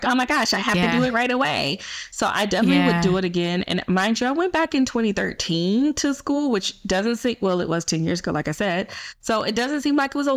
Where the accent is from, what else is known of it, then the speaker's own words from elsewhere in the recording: Atlanta, Georgia, United States; I moved back to Atlanta, my hometown. That's currently where I am now. I still live here.